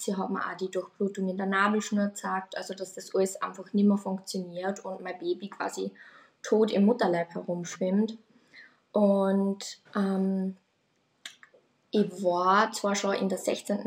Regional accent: Austria; ich komme aus Österreich

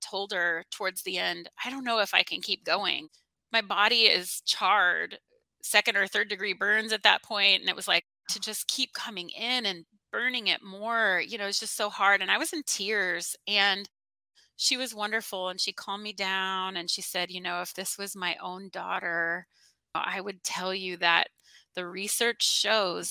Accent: Austin, Texas, United States; moved away as an adult; also born or lived in Alaska; now in Hawaii, United States; I grew up in the kind of Austin, Central Texas area

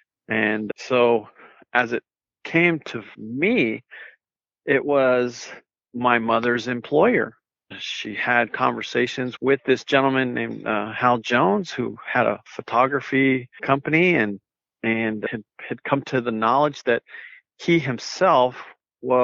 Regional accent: Nuevo Casas Grandes, Chihuahua, Mexico; born there; So I was born in Nuevo Casas Grandes, which is a very small town in Chihuahua, Mexico.

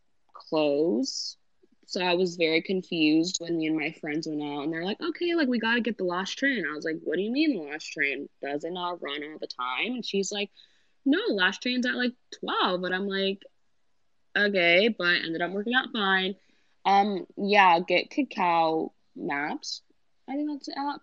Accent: New York City, New York, United States; also born or lived in Northern Virginia; I'm from Brooklyn

